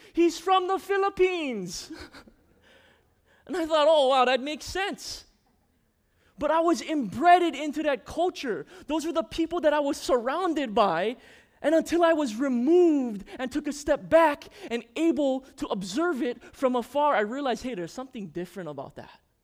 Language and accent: English; Maui, Hawaii, United States; also born or lived in Lanai, Hawaii; When I moved to Maui, I was five years old